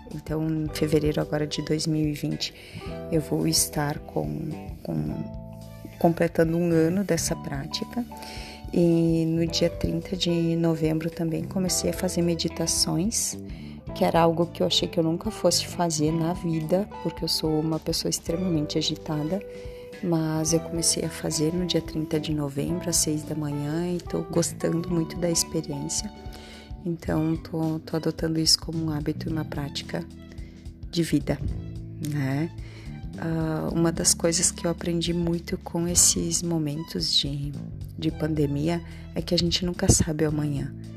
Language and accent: Portuguese; Nova Araçá, Rio Grande do Sul, Brazil; now in Caxias do Sul, Brazil; sou de Nova Araçá, moro em Caxias do Sul